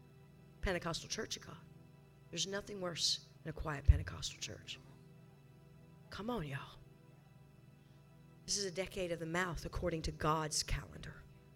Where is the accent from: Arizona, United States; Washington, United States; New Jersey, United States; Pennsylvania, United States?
Arizona, United States; And I am from Arizona, and I am here with you in Texas.